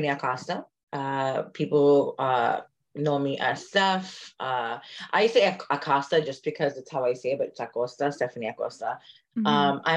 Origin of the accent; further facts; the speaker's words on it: New York City, New York, United States; moved away as an adult; now in New Jersey, United States; I grew up in the Bronx.